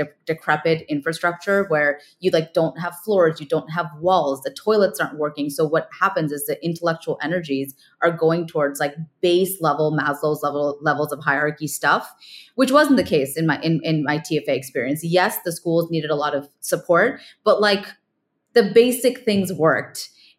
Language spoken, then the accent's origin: English; India; English is a second language; felt like my home country of India, we have a very, very similar problem